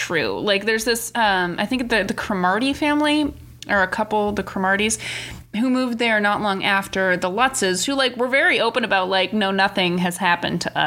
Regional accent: New Hampshire, United States; I'm from New Hampshire, so I'm not as far away from New York

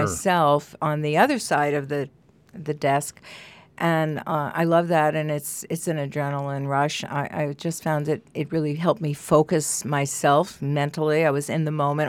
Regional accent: New York, United States; moved away as an adult; also born or lived in Amherst, Massachusetts; when I first moved here, I was from New York originally, and then I lived in Amherst, Mass

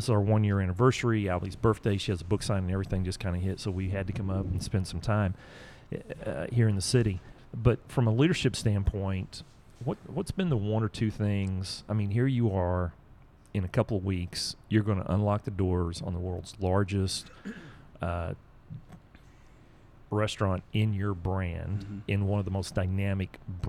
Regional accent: Atlanta, Georgia, United States; growing up in Atlanta, I mean, I think everybody drinks Coke in Atlanta.

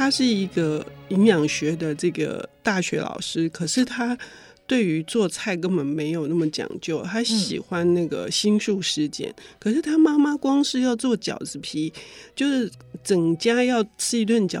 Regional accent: Taiwan; 就我们我们台湾人喝。

